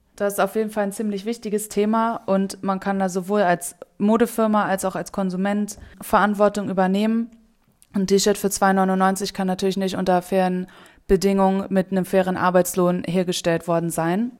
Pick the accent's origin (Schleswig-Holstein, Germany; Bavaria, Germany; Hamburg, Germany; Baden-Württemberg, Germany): Hamburg, Germany; moved away as an adult; now in Bali, Indonesia; ich komme ursprünglich aus Hamburg